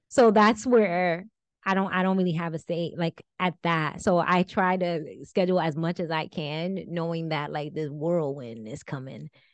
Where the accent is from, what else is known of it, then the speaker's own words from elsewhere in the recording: New Jersey, United States; my husband's from California and, and we're from Jersey